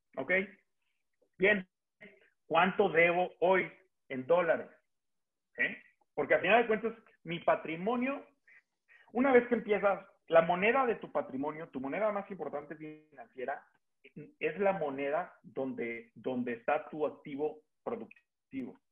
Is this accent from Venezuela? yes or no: no; Mexico; los que somos mexicanos